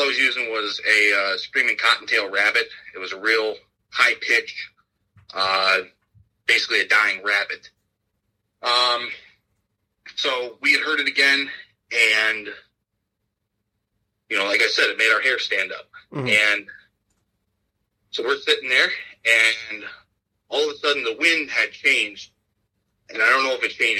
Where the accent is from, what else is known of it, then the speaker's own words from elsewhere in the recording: Ashtabula County, Northeast Ohio, United States; I am from Northeast Ohio, Asheville County. Lived here all my life